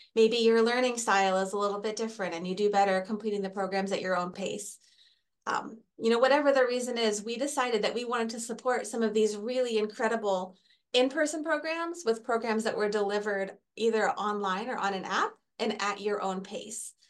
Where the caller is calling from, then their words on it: Anchorage, Alaska, United States; I am calling in from Anchorage, Alaska